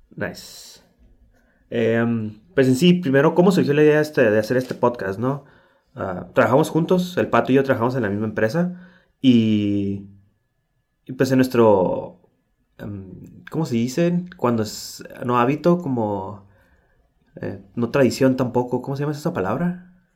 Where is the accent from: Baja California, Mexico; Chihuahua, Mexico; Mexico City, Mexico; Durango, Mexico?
Baja California, Mexico; Tijuana; soy de Tijuana, Baja California